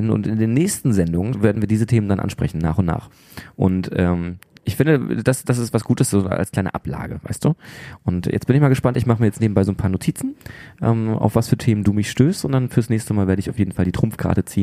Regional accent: Rostock, Mecklenburg-Vorpommern, Germany; born there; ja, äh, gebürtig aus Rostock, man hört es zum äh, großen Teil nicht mehr, aber manchmal kommt es vielleicht noch ein bisschen durch.

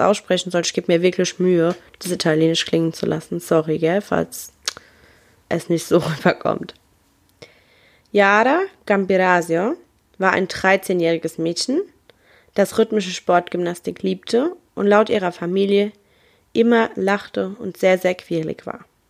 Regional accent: Germany; bei uns in Deutschland

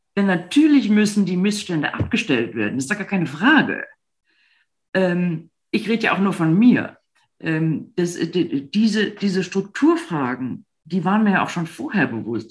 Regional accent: Rhineland, Germany; also born or lived in Berlin; now in Munich, Germany; nun bin ich im Rheinland groß geworden

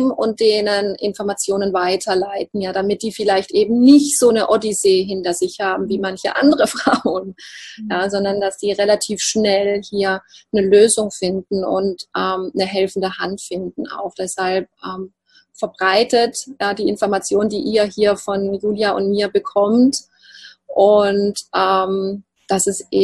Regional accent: Baden-Württemberg, Germany; accent: Alemannic; Ich komme ja aus dem Alemannischen, aus dem Schwarzwalddorf, deshalb sage mir Ruhr.

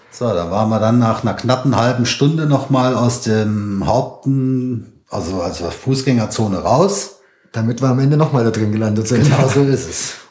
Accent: Saarland, Germany; Ja, vor allem für uns als Saarländer war es halt wichtig, oder wäre es halt schön gewesen, die saarländischen Spieler halt auch auf dem Auto zu haben.

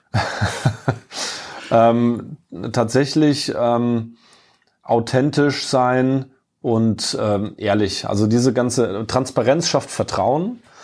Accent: near Kaiserslautern, Rhineland-Palatinate, Germany; also born or lived in Munich; now in Frankfurt, Germany; Ich bin ja in der Pfalz aufgewachsen, bin auch äh, äh stolzer äh, gebürtiger ähm, äh, gebürtiger Pfälz in der Nähe von oder direkt im kleinen Vorort von Kaiserslautern aufgewachsen.

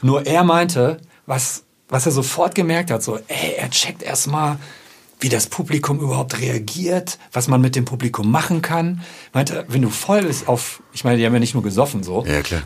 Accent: Ruhr area, North Rhine-Westphalia, Germany; ich komme aus dem Ruhrpott

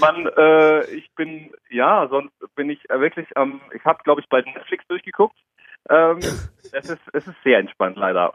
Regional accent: Darmstadt, Hesse, Germany; now in Karlsruhe, Germany; von meiner Heimatstadt Darmstadt ist es schon eher eine Großstadt

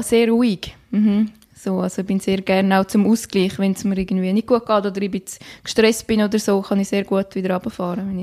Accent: Graubünden, Switzerland; moved away; meine Heimat im wunderschönen Kanton Graubünden

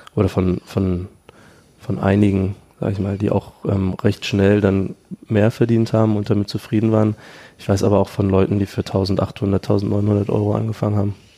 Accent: Dresden, Saxony, Germany; moved away as an adult; now in Berlin, Germany; Ich komme aus Dresden eigentlich, habe dann in Berlin 2012 angefangen

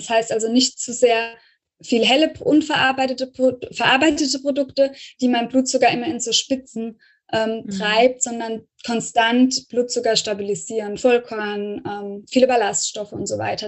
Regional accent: Rhineland-Palatinate, Germany; ich komme ja so aus der Pfalz, vom Pfälzischen her

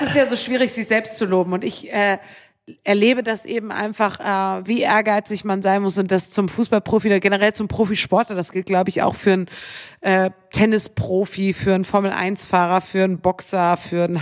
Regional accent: Bremen, Germany; moved away; ich bin in Bremen aufgewachsen

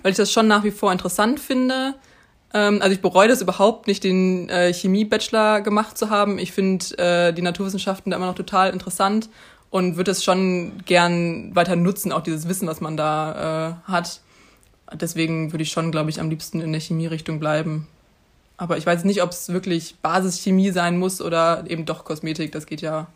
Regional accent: Münster, North Rhine-Westphalia, Germany; also born or lived in Mainz; ich komme eben aus Münster

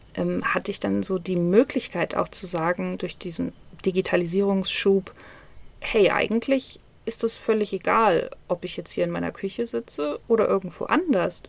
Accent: Hanover, Lower Saxony, Germany; moved away as an adult; now in Bali, Indonesia; nicht nur meine Wahlheimat, sondern auch meine ähm, tatsächliche Heimat. Also ich bin in Hannover geboren

